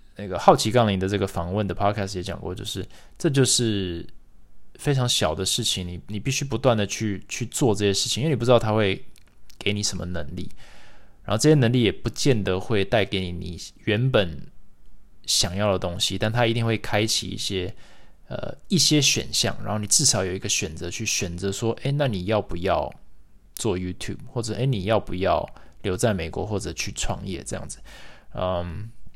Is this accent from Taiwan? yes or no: yes; Taiwan; moved away; also born or lived in United States; 身为台湾人，在美国连， 我连台湾学生协会都没加入